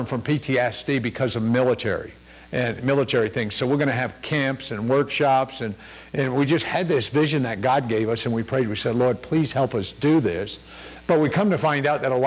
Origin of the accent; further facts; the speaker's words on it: Connecticut, United States; I was born and raised in Connecticut and did some summers in New York working for my uncle at an Italian restaurant